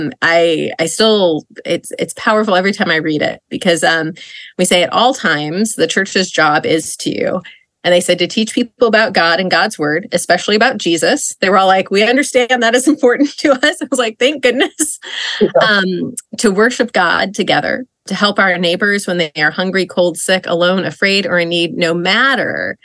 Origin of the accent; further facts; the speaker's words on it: Idaho, United States; also born or lived in Indiana; now in Philadelphia, United States; I live and work outside of Philadelphia, but I grew up in Idaho.